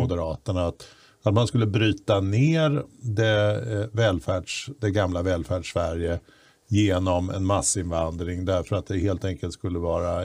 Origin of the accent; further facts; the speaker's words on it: Stockholm, Stockholm County, Sweden; i Bromma där jag växte upp